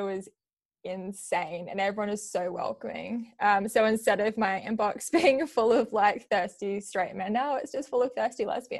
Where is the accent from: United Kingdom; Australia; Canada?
Australia; born or raised there; also born or lived in New Zealand